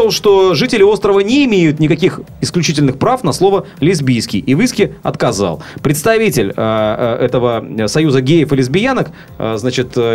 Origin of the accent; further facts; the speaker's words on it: Sevastopol, Ukraine; Как хорошо, что я севастополец.